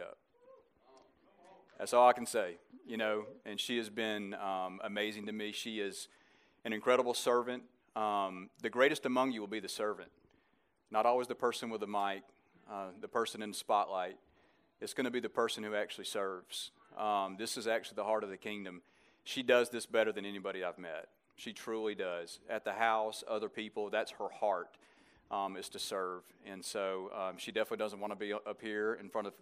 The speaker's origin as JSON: {"language": "English", "town": "Birmingham", "region": "Alabama", "country": "United States", "said": "I reign from the north of Florida in Birmingham, Alabama. So if you couldn't figure that out with my accent"}